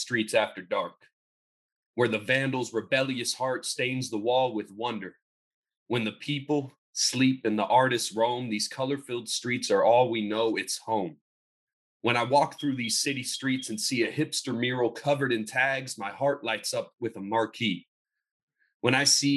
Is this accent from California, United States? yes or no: yes; Los Angeles, California, United States; I grew up in the Los Angeles graffiti culture